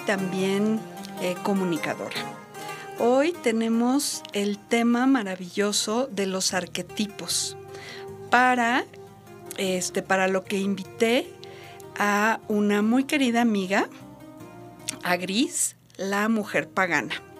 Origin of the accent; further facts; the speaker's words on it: Mexico; Aquí en México